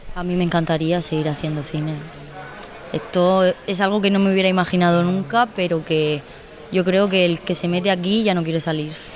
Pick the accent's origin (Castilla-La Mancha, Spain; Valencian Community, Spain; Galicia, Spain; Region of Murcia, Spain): Valencian Community, Spain; San Bartolomé; las fiestas de mi pueblo, en San Bartolomé